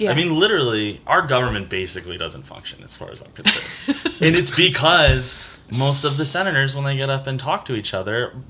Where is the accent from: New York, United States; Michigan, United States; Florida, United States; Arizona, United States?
New York, United States; New York City; moved away; also born or lived in Connecticut / New Hampshire; I'm from New York City originally, and then lived in Connecticut, New Hampshire.